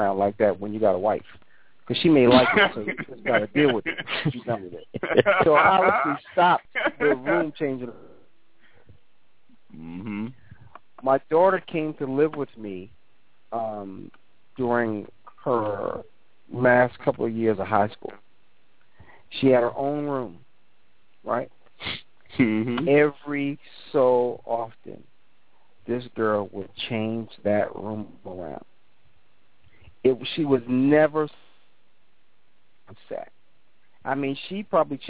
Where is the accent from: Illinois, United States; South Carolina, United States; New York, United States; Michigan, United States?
New York, United States; growing up in New York